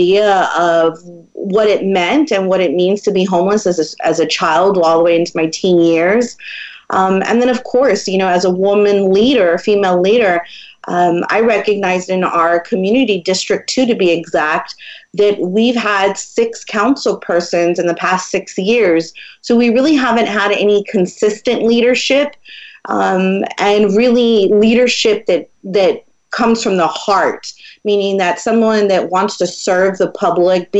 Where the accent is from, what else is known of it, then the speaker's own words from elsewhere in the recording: San Antonio, Texas, United States; moved away as an adult; also born or lived in Portland, Oregon; someone that is from San Antonio